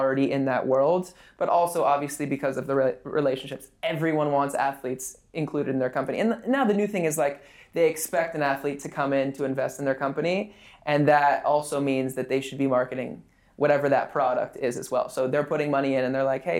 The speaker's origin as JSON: {"language": "English", "town": "West Hollywood", "region": "California", "country": "United States", "tie": "born or raised there", "said": "I grew up in West Hollywood"}